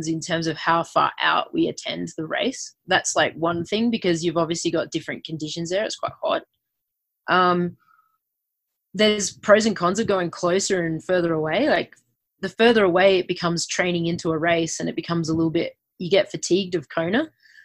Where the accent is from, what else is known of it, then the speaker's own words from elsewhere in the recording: Adelaide, South Australia, Australia; moved away as an adult; also born or lived in Queensland, Australia; growing up in Australia